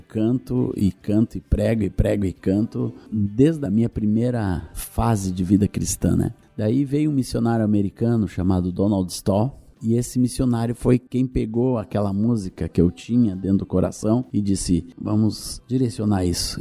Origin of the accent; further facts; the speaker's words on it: Rio Grande do Sul, Brazil; also born or lived in Minas Gerais; Eu nasci em Minas, vim para o Rio Grande do Sul muito cedo, com 6 anos de idade, e nunca mais saí